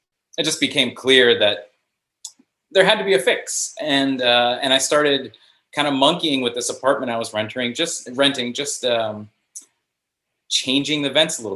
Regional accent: South Florida, United States; moved away; also born or lived in Chicago; I grew up in South Florida

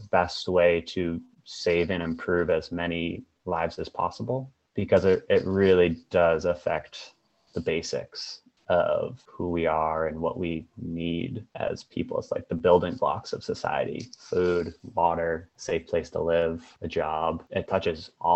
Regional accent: Boston, Massachusetts, United States; now in Seattle, United States; I'm from the Boston, Massachusetts area, but I am currently in Seattle.

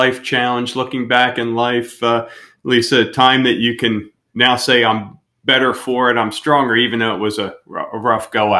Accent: outside the Philadelphia area, Pennsylvania, United States; moved away; we're from Pennsylvania, outside the Philadelphia area

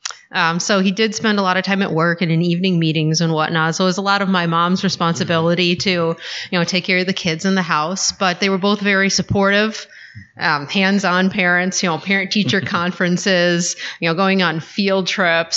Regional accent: Kenosha, Wisconsin, United States; Born and raised in Kenosha

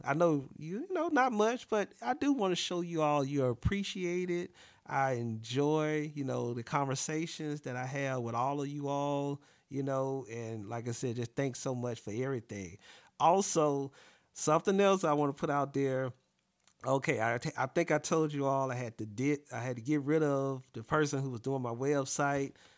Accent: the South, United States; me growing up in the South, I'm a yes, ma'am, no, ma'am type of person

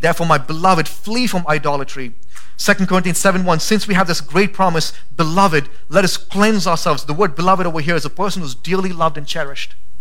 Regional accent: India; now in Boise, United States; I'm Indian

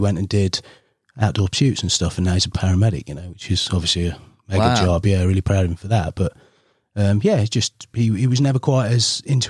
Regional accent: Ripley, East Midlands, United Kingdom; Oh, so, yeah, so grew up there. Mum and dad still live there in a town called Ripley. Had a wonderful upbringing, like childhood, really.

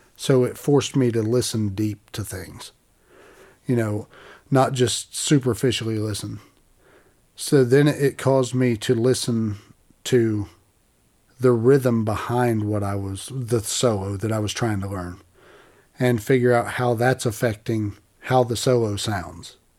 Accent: Appalachia, United States; I'm from Appalachia.

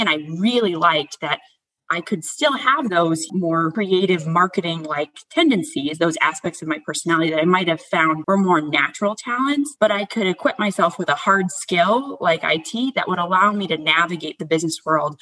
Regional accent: United States; moved away; I grew up right outside of Washington, D.C.

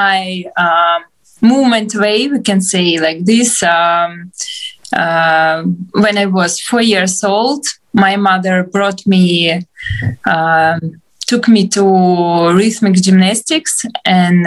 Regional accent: Donetsk, Donetsk Oblast, Ukraine; English is a second language; moved away as an adult; also born or lived in Shanghai / Kyiv; now in Lviv, Ukraine; originally I'm from Donetsk. It's eastern part of Ukraine, and I moved from Donetsk from 2014

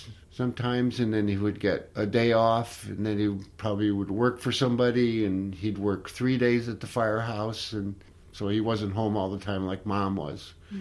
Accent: Oakland, California, United States; I was born in Oakland, California.

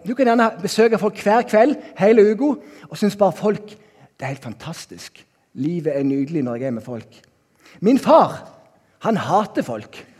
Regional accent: Norway; also born or lived in Bergen; now in Kristiansand, Norway; hjemme på Haua, der jeg er oppvokst

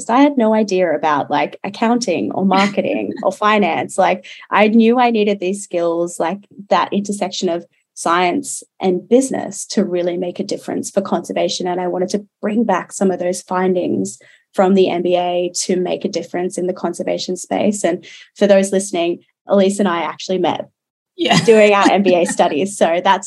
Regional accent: Newcastle, New South Wales, Australia; I grew up in Newcastle here in New South Wales and very much a coastal gal

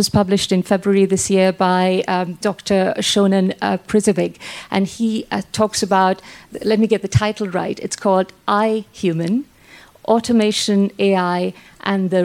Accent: Sri Lanka; now in England; I'm from Sri Lanka.

